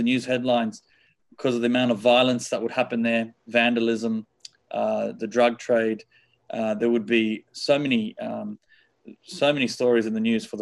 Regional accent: Sydney, New South Wales, Australia; I was born here in Sydney, Australia. And we were raised I think in the early days as a normal Catholic family.

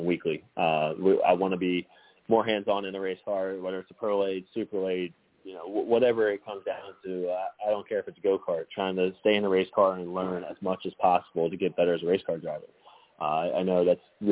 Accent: West Virginia, United States; born or raised there

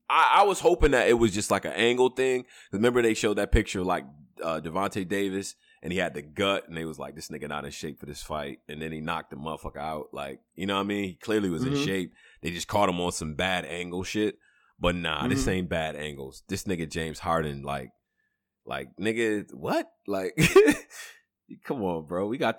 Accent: Ghana; I'm from Ghana, nigga. I claim Ghana.

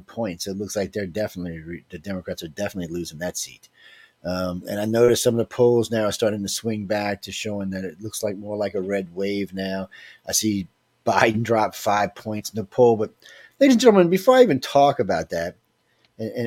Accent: New Orleans, Louisiana, United States; I'm from New Orleans on the Gulf Coast

